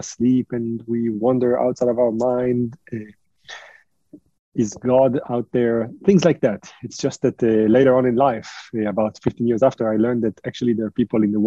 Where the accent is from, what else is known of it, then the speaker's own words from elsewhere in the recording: Israel; moved away as an adult; also born or lived in France / United States; I was born in France. I was raised in Israel, and I now spend a third of my life in the US.